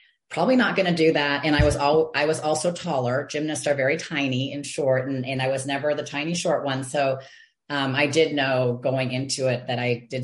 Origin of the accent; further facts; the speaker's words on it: Texas, United States; also born or lived in Michigan; I was born in Michigan, but when I was 6 years old, we moved to Texas. So I feel like I've been in Texas forever